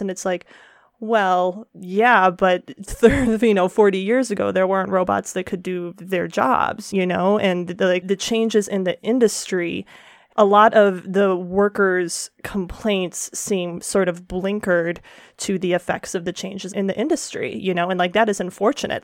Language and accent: English; Detroit, Michigan, United States; my hometown is Detroit